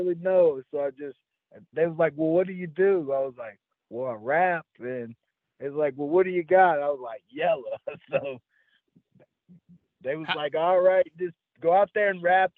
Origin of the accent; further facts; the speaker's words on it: Roanoke, Virginia, United States; also born or lived in Melbourne, Florida / Salem, Virginia / Shawsville, Virginia; I was born in Florida, but I was raised in Roanoke, Virginia